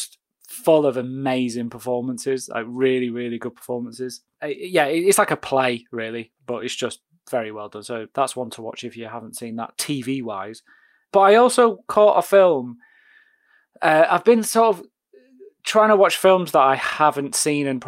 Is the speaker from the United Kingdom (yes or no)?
yes; United Kingdom; as a British